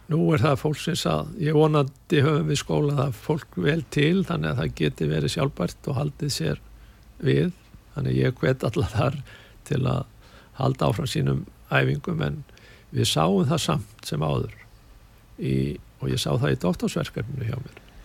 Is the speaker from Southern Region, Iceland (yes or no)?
no; Hafnarfjörður, Capital Region, Iceland; moved away as an adult; also born or lived in Cologne, Germany; byrjaði fljótlega að æfa í, hjá FH á sínum tíma bæði handbólta og hóbólta